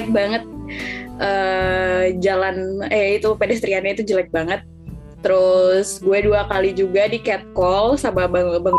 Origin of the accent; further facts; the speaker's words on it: Jakarta, Indonesia; sekarang gue sebagai orang Jakarta gue ngerasa uh, eh, 19 tahun ini gue tinggal di Jakarta